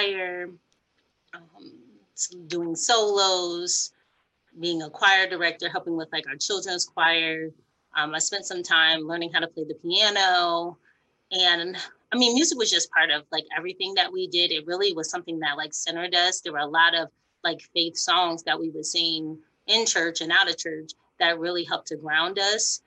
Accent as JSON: {"language": "English", "town": "Massillon", "region": "Ohio", "country": "United States", "tie": "born or raised there", "also_born_or_lived": "West Virginia", "said": "moved to Ohio pretty early and grew up in Perry, Maslin area"}